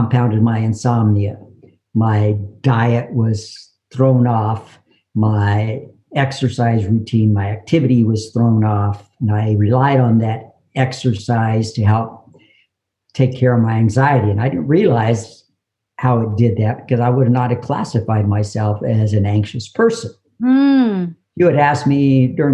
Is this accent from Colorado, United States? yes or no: yes; Colorado, United States; also born or lived in New Mexico; we moved back to Colorado from New Mexico after my mother's remarried, and I discovered wrestling.